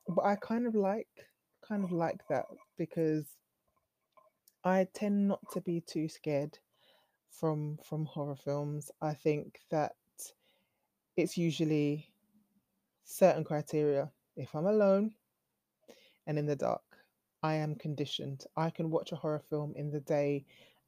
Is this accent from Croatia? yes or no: no; United Kingdom; accent: British; I'll try and stay true to my British core, if you can hear from my accent. This is a British accent